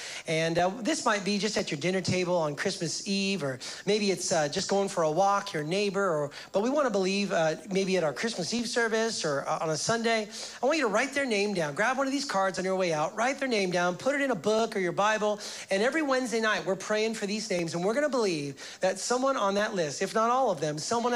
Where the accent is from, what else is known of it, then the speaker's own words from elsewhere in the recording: United States; now in Canada; I'm American